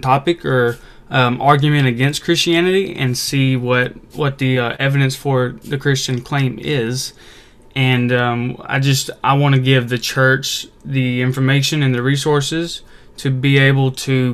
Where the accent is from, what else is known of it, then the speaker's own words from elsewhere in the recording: Mississippi, United States; also born or lived in Arkansas; I've been born and raised in Mississippi my whole life